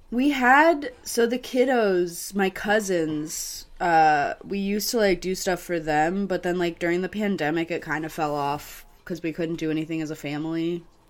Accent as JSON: {"language": "English", "region": "Missouri", "country": "United States", "said": "I was from Missouri"}